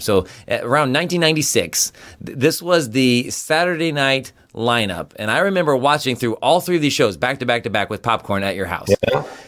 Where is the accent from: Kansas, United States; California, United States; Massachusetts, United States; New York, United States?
Kansas, United States; memories from our time growing up in Kansas